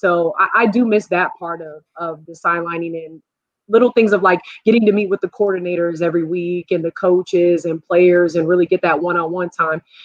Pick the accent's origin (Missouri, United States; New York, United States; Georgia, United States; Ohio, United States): New York, United States; Long Island; also born or lived in Carolina; now in Buffalo, United States; I'm originally from New York, so, um, you know, it's Long Island